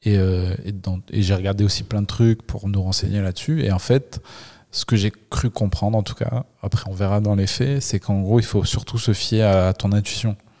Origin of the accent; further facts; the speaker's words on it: Le Puy-en-Velay, Auvergne-Rhône-Alpes, France; moi je suis du Puy-en-Velay